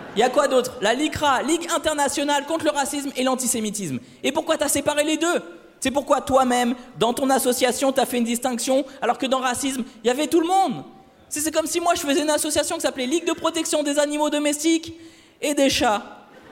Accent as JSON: {"language": "French", "town": "Le Havre", "region": "Normandy", "country": "France", "moved": "yes", "said": "je suis originaire du Havre"}